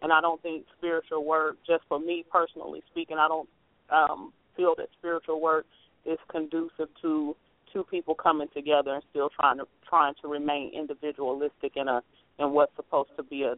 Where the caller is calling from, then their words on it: Ohio, United States; I'm calling from Ohio.